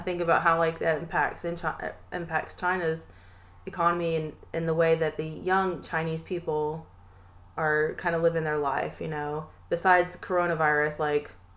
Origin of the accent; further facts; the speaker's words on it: Tennessee, United States; we are from the South. Me and my cousin are from here, from mm-hmm. Tennessee